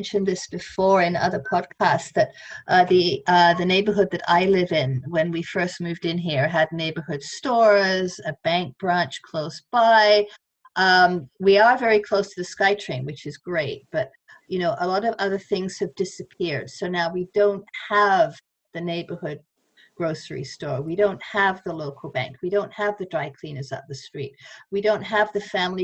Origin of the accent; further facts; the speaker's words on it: London, United Kingdom; moved away as an adult; now in Vancouver, Canada; I grew up in London